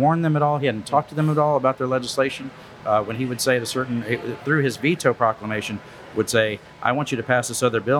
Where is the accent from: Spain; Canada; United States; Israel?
United States; Wharton County, Texas; I grew up in Wharton County, Texas. I went to the Louise ISD when I was a kid